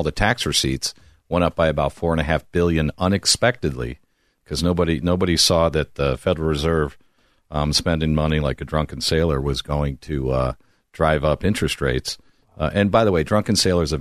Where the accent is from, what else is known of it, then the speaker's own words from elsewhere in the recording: Barrington, Illinois, United States; I am from Barrington, grew up working since I was 12.